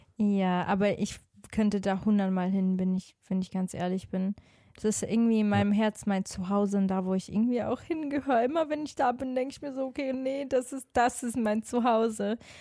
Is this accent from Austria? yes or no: no; Switzerland; now in Cologne, Germany; Also ich bin ja eigentlich auch aus der Schweiz.